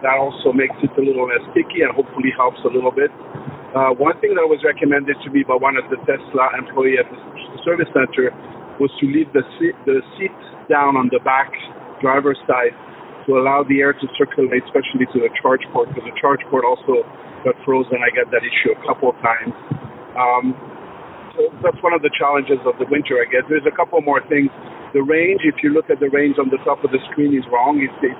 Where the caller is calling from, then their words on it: Toronto, Ontario, Canada; I'm calling from Toronto.